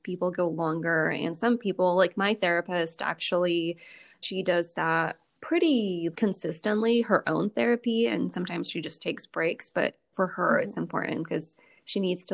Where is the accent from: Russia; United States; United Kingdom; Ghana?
Russia; moved away; I grew up in Russia